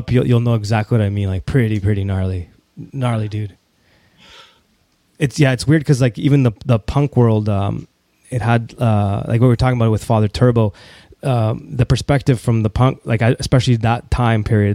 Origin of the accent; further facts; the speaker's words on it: Toronto, Ontario, Canada; growing up in Toronto